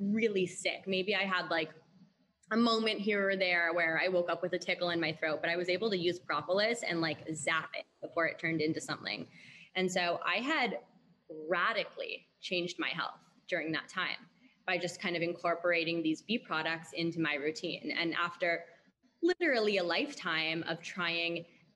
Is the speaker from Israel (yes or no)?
no; Canada; went to finish university in Canada where I'm from.